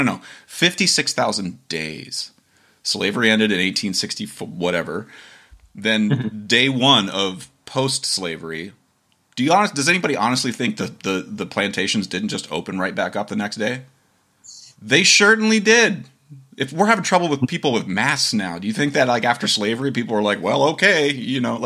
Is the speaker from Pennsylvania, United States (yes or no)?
no; Dover, Ohio, United States; I grew up in Dover, Ohio